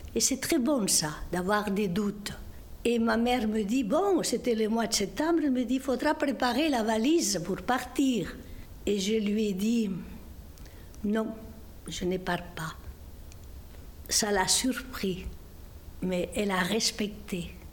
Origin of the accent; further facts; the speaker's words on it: Esterri de Cardós, Catalonia, Spain; now in Montauban, France; Je suis née dans les Pyrénées catalanes, versant espagnol, petit village de la montagne appelé Esterri de Cardos, limitrophe avec la Riège